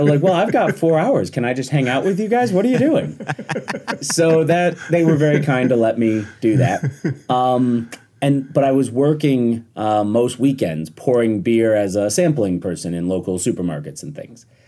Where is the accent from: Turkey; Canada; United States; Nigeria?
United States; Rochester, New York; also born or lived in Washington, D.C.; I grew up in Rochester, New York, went to school for politics, moved to D C, and worked on Capitol Hill